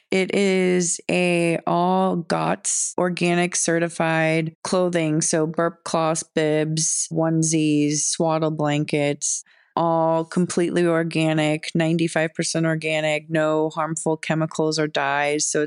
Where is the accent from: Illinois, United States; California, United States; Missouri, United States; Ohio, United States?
Missouri, United States; St. Louis; moved away; my hometown, St. Louis